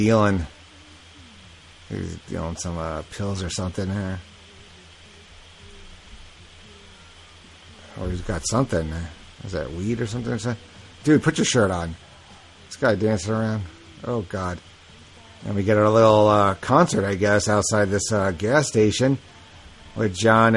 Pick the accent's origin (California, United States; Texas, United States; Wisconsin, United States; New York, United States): New York, United States; I'm from New York